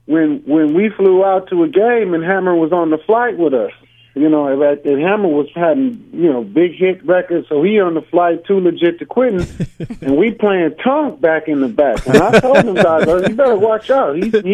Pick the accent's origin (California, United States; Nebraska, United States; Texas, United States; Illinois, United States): California, United States; moved away as an adult; I'm from Cali, you know. So I'm from Cali.